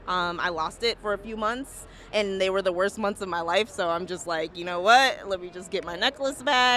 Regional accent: Minnesota, United States; now in Boston, United States; And I'm from Minnesota

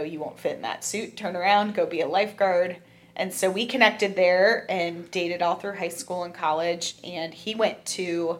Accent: Cincinnati, Ohio, United States; also born or lived in Toronto, Canada; My family, my husband, we were all born and raised in Cincinnati. I had a small little jaunt to Toronto as part of my life, and my dad got transferred there. So grade 1 through 5, I was in Toronto.

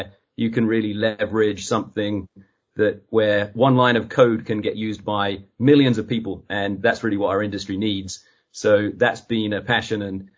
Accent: East of England, United Kingdom; now in United States; I go back to my hometown in Suffolk in England, and they ask me where am I from, and they're mostly so convinced that I'm Australian

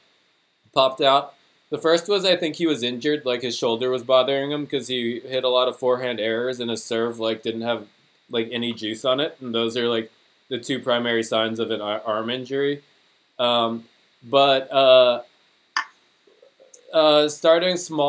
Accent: United States; accent: American; my American accent

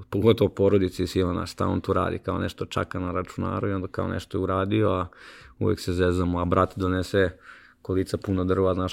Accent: Sremska Mitrovica, Vojvodina, Serbia; u Sremskoj Mitrovici, odakle sam ja inače

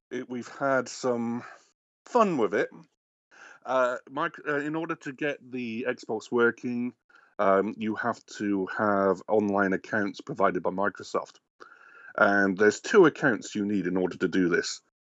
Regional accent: England, United Kingdom; moved away as an adult; now in Canada; I'm obviously not American. I am English originally

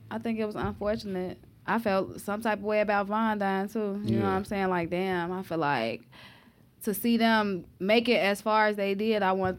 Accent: Chicago, Illinois, United States; I'm from the Morgan Park, Beverly area.

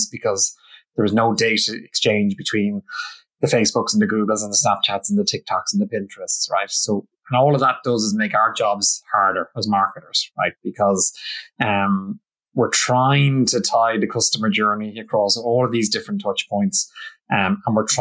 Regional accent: Ireland; I'm Irish

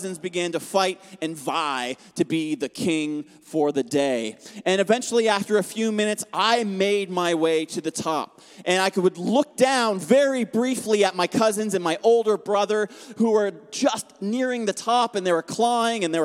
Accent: Atlantic Canada, Canada; moved away; I grew up in Atlantic Canada

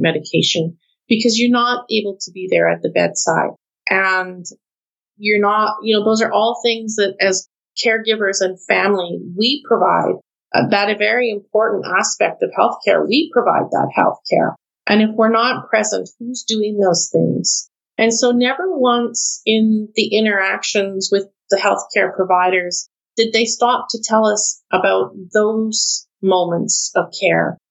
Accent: Canada

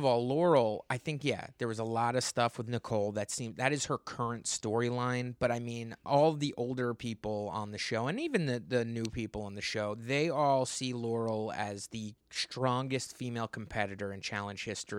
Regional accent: United Kingdom; I'm British.

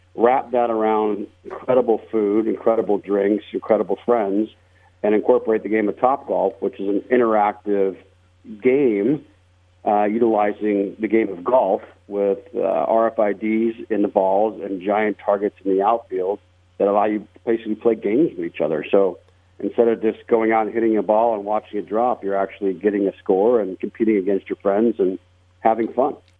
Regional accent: Las Vegas, Nevada, United States; I was born and raised in Las Vegas

